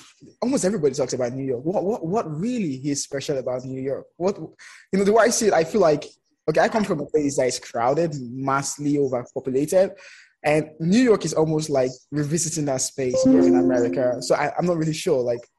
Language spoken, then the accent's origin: English; Lagos, Nigeria; Yeah, I'm from Lagos.